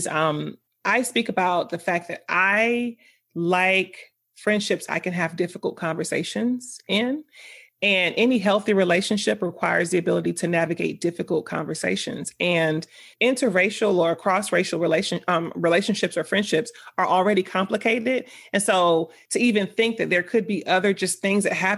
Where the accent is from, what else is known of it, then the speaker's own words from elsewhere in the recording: Miami, Florida, United States; moved away; Once I left South Florida, because I'm from Miami, once I left South Florida